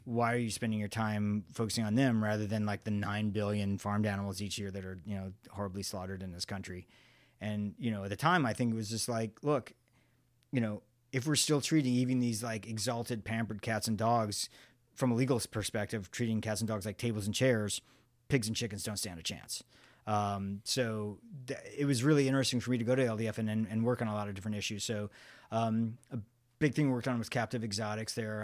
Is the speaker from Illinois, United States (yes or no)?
yes; Illinois, United States; moved away as an adult; my home state of Illinois